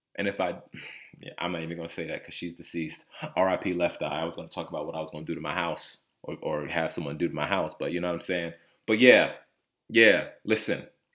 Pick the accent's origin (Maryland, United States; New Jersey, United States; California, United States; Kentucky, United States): New Jersey, United States; also born or lived in Connecticut; I was born in Connecticut. Um, I lived m, most of my life in the state of New Jersey